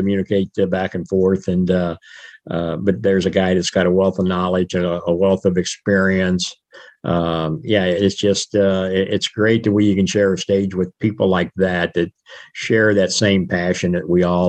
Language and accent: English; United States; born or raised there